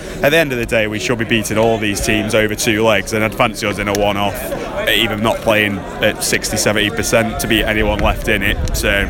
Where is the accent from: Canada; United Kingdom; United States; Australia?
United Kingdom; Uttoxeter, West Midlands; I'm from Uttoxeter, little...